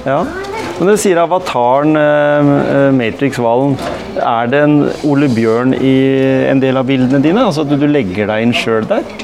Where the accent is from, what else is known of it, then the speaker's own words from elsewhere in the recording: Gimsøy, Telemark, Norway; also born or lived in Gråten; Jeg vokste opp på Gjemse